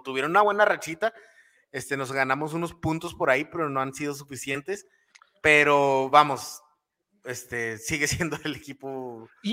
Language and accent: Spanish; Mexico; estamos acostumbrados en México